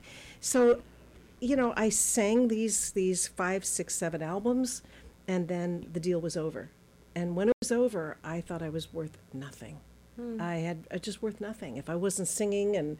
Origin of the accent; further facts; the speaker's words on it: Switzerland; moved away; also born or lived in Los Angeles, United States / Boston, United States; I was born in L.A. I grew up in Switzerland